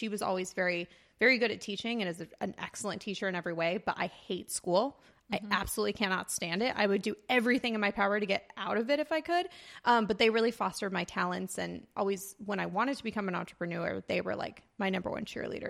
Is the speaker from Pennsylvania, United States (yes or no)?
no; Banning, California, United States; born there; also born or lived in Orange County, California; Yeah, I was born, I don't like to say born and raised in Orange County because I was actually born right outside of Palm Springs in this really great town called Banning, California. So I was born there and then we moved several times.